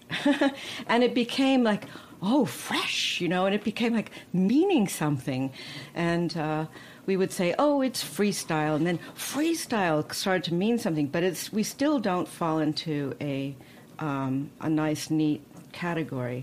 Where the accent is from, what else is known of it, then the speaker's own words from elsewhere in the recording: Coronado, California, United States; I was born in Coronado and on an island